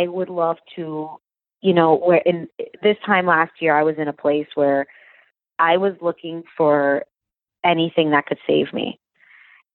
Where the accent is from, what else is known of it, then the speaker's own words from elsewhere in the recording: New York, United States; moved away as an adult; now in New Jersey, United States; I was born and raised in New York